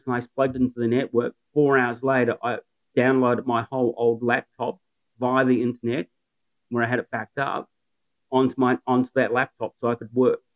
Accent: New Zealand; moved away as an adult; now in Newcastle, Australia; I'm a Kiwi

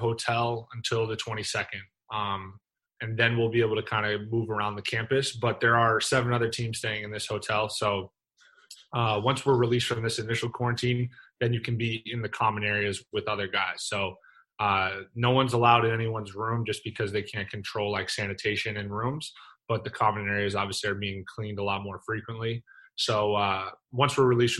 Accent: Northeast, United States; moved away; growing up in the Northeast

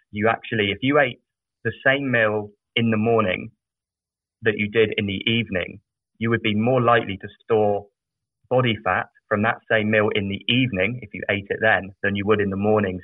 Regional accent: South of England, United Kingdom; I grew up in a very small village in the south of England

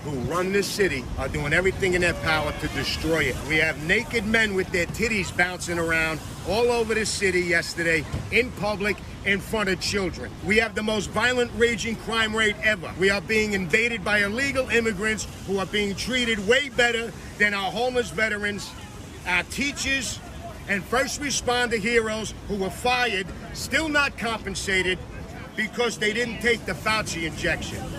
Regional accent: New York City, New York, United States; I'm from Staten Island, New York

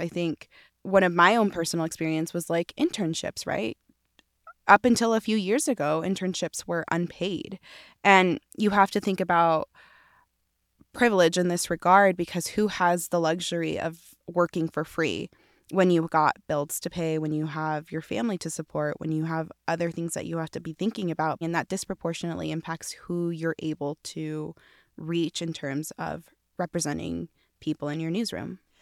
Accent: Utah, United States; growing up in Utah

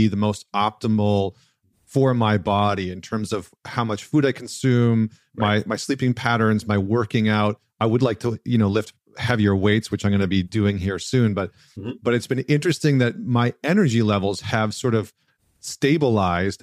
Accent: Canada; growing up in Canada

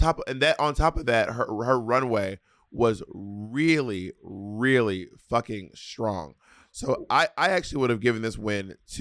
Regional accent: Scotland, United Kingdom; Anyway, I'm a skirt from Scotland, bitch.

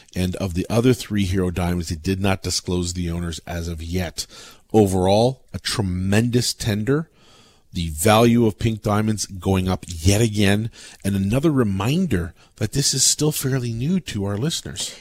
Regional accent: Canada; as a Canadian

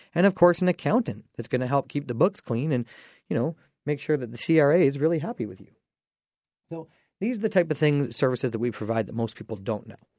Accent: Dorchester, Ontario, Canada; I grew up in Dorchester

